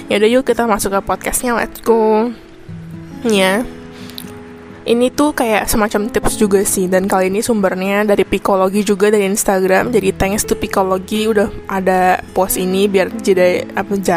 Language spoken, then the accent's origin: Indonesian; Indonesia; now in Taiwan; Ya gue orang Indo, cuman sekarang itu kuliahnya di Taiwan